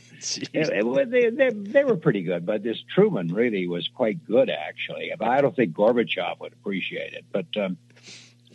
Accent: Canada; I'm a Canadian.

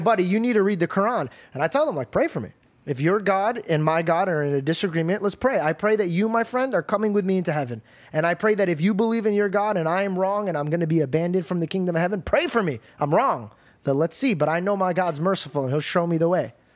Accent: United States; as an American

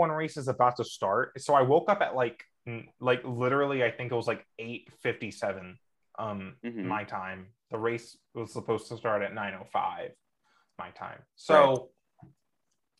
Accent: United States; I'm an American NASCAR fan

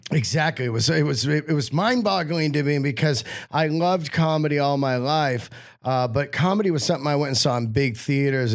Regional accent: Bay Area, California, United States; also born or lived in Yosemite; I was raised in the Bay Area

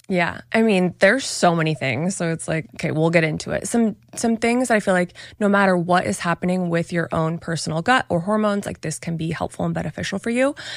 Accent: Hawaii, United States; moved away; also born or lived in Oregon; I was born in Hawaii, spent most of my childhood years there

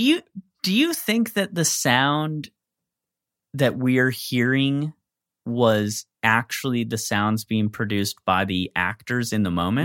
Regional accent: United States; I'm from the East Coast Midwest

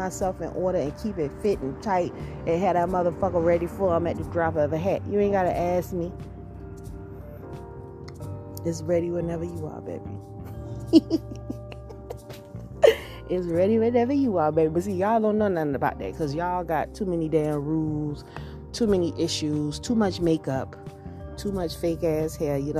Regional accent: Georgia, United States; I grew up in Georgia

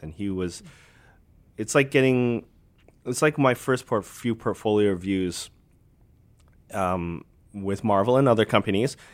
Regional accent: Alberta, Canada; I grew up in Alberta, so Bret the Hitman Hart was, like, he was the, the man in, in where my hometown was

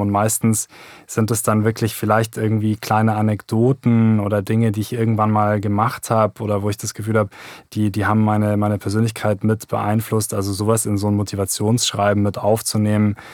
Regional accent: Germany; bei uns in Deutschland

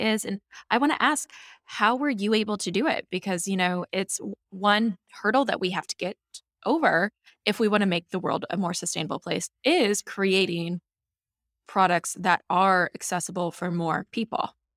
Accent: Nebraska, United States; I grew up with beekeepers on my property growing up in Nebraska

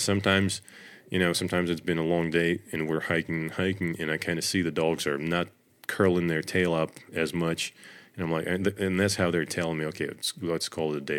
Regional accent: Russia; moved away as an adult; now in United States; I grew up in Russia in the middle of nowhere

